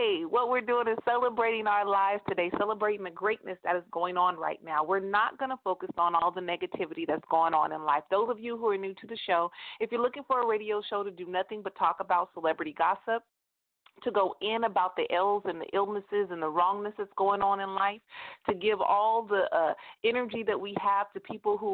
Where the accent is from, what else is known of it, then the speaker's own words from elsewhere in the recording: United States; I am an American